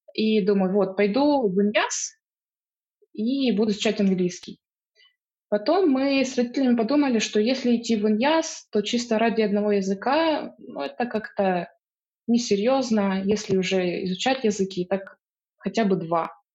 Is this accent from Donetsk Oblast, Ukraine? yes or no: yes; Donetsk Oblast, Ukraine; moved away as an adult; also born or lived in Luhansk; now in Wuhan, China; я сама из Донецкой области, из маленького города